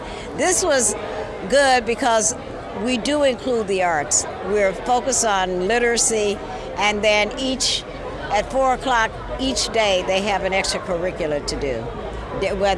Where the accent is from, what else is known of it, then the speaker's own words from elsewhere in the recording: the South, United States; now in San Francisco, United States; I grew up in the South, different environment